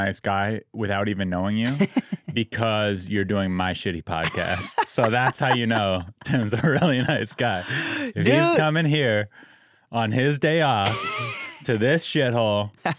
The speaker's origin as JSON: {"language": "English", "town": "San Diego", "region": "California", "country": "United States", "tie": "born or raised there", "said": "My hometown."}